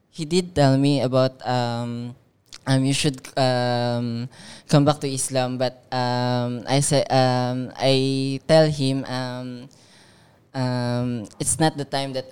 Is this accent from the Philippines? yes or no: yes; Philippines; from Philippines. So I'm second generation convert.